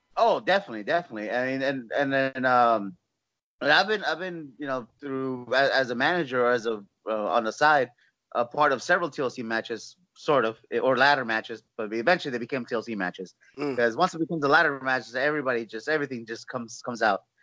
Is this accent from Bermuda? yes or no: no; Los Angeles, California, United States; also born or lived in Orlando, Florida; now in San Antonio, United States; I'm born and raised in California